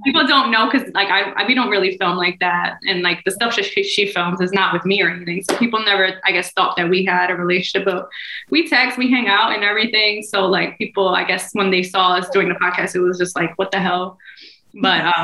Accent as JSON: {"language": "English", "region": "New Jersey", "country": "United States", "moved": "yes", "said": "I'm from Jersey"}